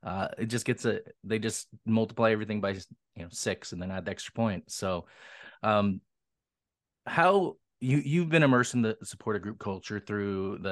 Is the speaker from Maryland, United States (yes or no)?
no; Seattle, Washington, United States; Yeah, so I grew up in Seattle. I grew up an indie kid because other than …, there wasn't a lot of punk coming out of here.